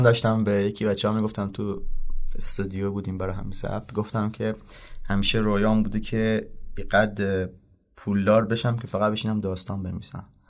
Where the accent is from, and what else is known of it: southern Iran, Iran; born or raised there